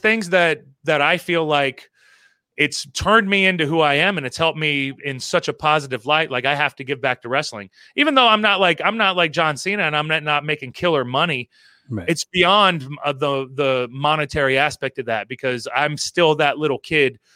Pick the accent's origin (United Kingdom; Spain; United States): United States; Florida; also born or lived in Maryland; I was born in Maryland, and then I moved to Florida. And moving to Florida when I was like three years old